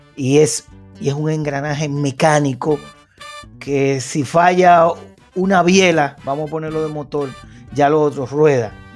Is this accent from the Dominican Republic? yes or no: yes; Dominican Republic; Nosotros como dominicanos